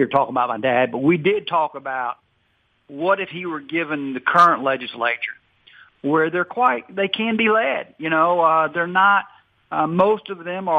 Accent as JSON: {"language": "English", "region": "Louisiana", "country": "United States", "said": "I am from Louisiana, and I'm a Louisianian, and I love our state"}